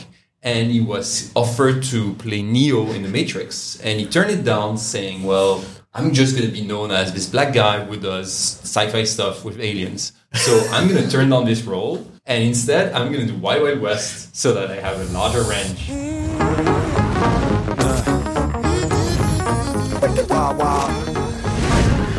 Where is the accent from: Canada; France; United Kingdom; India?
France; moved away; growing up in France, I watched a lot of French movies in my childhood